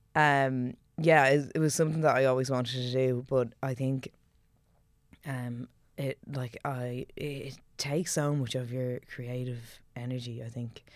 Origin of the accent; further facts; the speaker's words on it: Ireland; growing up in Celtic Ireland